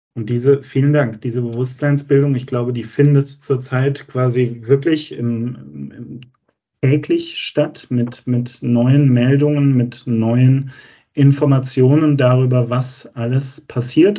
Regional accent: Germany; wir als Deutsche

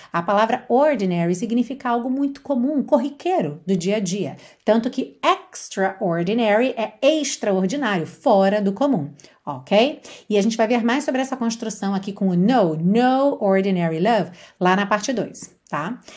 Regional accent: Brazil; accent: Brazilian; first language Portuguese; now in Portugal; Eu costumo falar com sotaque brasileiro

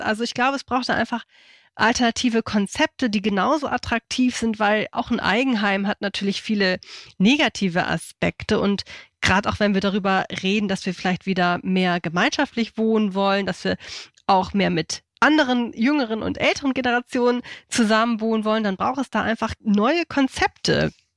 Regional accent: Hamburg, Germany; moved away as an adult; now in Schleswig-Holstein, Germany; ich komme aus Hamburg.

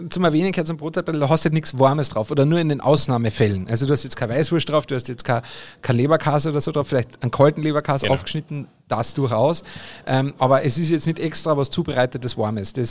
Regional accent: Carinthia, Austria; bei uns in Österreich haben wir dann halt natürlich auch die verschiedenen Speck, aber wir in Kärnten, ne, ich bin ja Kärntner

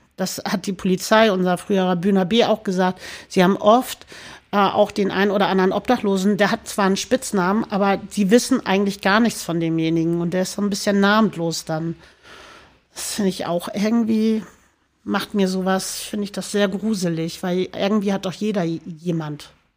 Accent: Hamburg, Germany; also born or lived in St. Pauli, Hamburg; Mein, mein, mein, mein Heimatort in Hamburg ist Baumweg. Baumweg. Barmbek

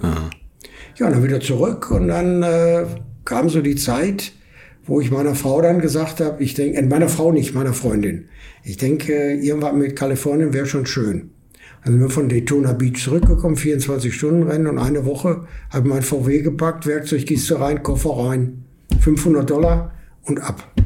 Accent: Essen, North Rhine-Westphalia, Germany; moved away as an adult; now in California, United States; Ich komme aus Essen, ja. bin in Essen geboren, aufgewachsen, alles

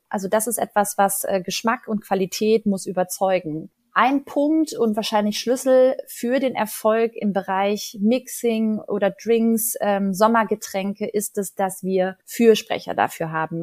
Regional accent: Ruhr area, North Rhine-Westphalia, Germany; moved away; ich komme aus dem Ruhrgebiet und ich wohne da schon ganz lange nicht mehr. Und trotzdem muss ich sagen, hat das Ruhrgebiet als meine Heimat einen Stellenwert in meinem Leben

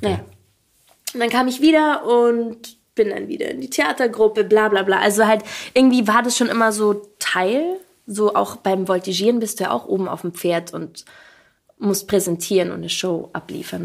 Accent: Allgäu, Bavaria, Germany; ich bin so richtig auf dem Dorf aufgewachsen, in der Nähe von einer Kleinstadt

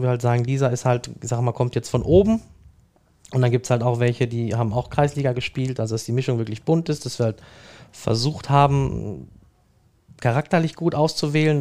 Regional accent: Dortmund, North Rhine-Westphalia, Germany; ich bin in Dortmund geboren, in Brakel im Knappschaftskrankenhaus

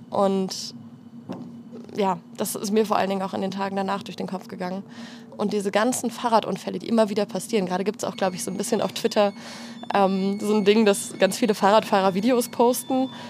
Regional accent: Radebeul, Saxony, Germany; moved away as an adult; also born or lived in Heidelberg; now in Berlin, Germany; Radebeul, das Dorf, also das Dorf, die Kleinstadt, wo ich herkomme

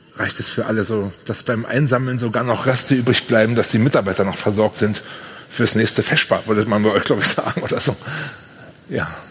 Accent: Brandenburg, Germany; Bei uns in Brandenburg

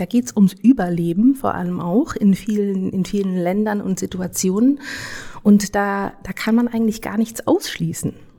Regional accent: Germany; also born or lived in United States; Ich bin in Deutschland aufgewachsen

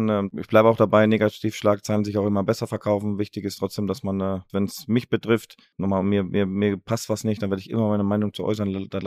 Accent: Baden-Württemberg, Germany; also born or lived in Ruhr area; aber ich bin Badenser und das werde ich auch immer bleiben. Ähm, das, ist, das ist meine Heimat. Ruhrgebiet hat mich, hat mich geprägt, mein halbes Leben hier verbracht.

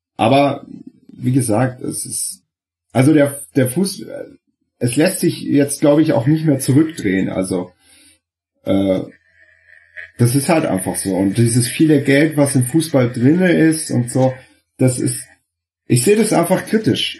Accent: Freiburg, Baden-Württemberg, Germany; für mich meine, meine Heimat. Das, äh, ich war da bald 200 Mal drin und als kleiner Bub

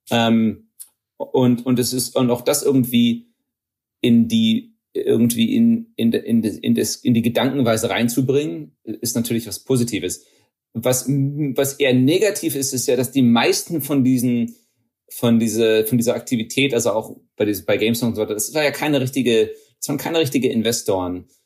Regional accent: Texas, United States; Ähm, meine Familie kommt aus, aus Niedersachsen. Ähm, ich bin in Texas aufgewachsen.

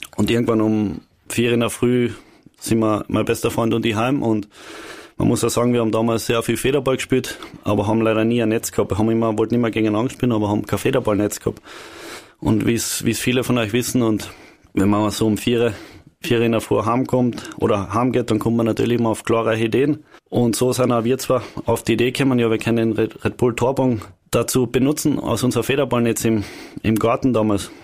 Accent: Carinthia, Austria; bei uns in Kern

